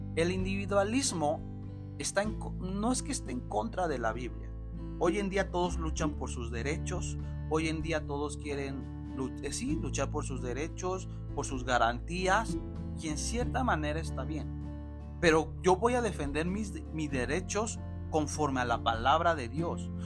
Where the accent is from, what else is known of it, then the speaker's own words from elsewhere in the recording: Mexico; la nación mexicana tenemos